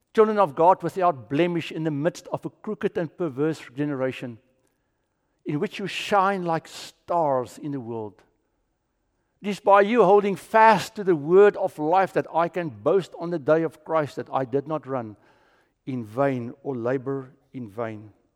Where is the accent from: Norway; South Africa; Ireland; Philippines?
South Africa; also born or lived in Orlando / Kissimmee; now in Florida, United States; I'm from South Africa